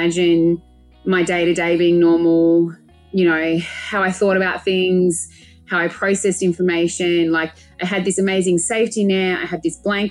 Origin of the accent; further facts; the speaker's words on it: Adelaide, South Australia, Australia; also born or lived in Melbourne; I moved from Melbourne. I had my dream corporate job in Melbourne. And within 3 months, I'd quit, moved back to Adelaide, moved back home to look after my mum and my little brother